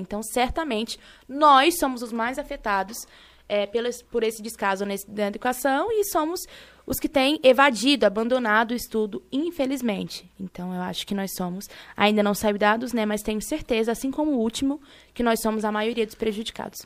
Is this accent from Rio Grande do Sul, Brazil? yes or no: no; Rio de Janeiro, Brazil; sou do Rio de Janeiro